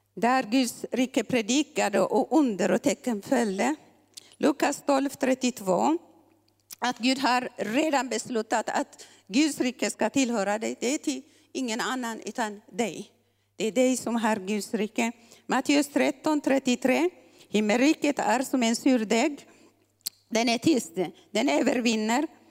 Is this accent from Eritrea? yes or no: yes; Eritrea; moved away; vi eritreaner